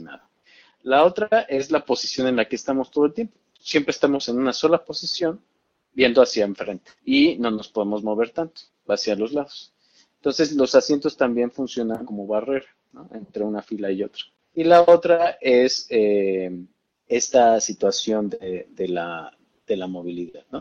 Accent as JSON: {"language": "Spanish", "country": "Mexico", "said": "Tenemos mucho más acceso al sistema de salud en México como mexicanos"}